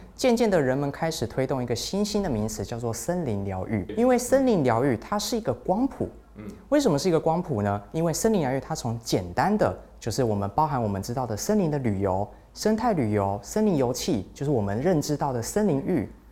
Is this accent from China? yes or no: no; Taichung, Taiwan; 我也是台中人